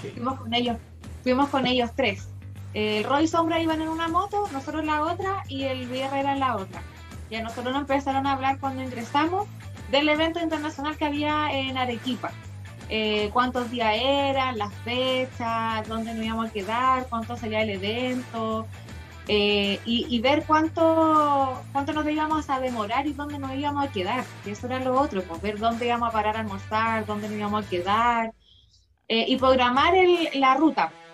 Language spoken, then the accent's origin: Spanish; Santiago, Santiago Metropolitan Region, Chile; somos de Chile, de Santiago